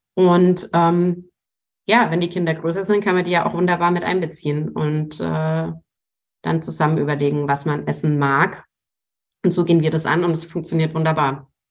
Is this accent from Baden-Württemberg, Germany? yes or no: no; Franconia, Bavaria, Germany; Ich komme aus Franken, da gibt es durchaus Wurst